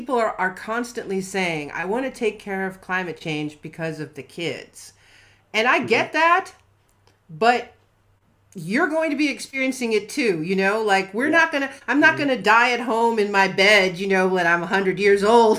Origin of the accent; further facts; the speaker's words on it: Ohio, United States; I grew up in Ohio